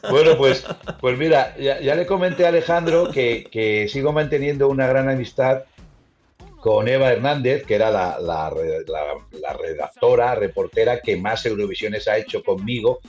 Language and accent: Spanish; Spain; somos españoles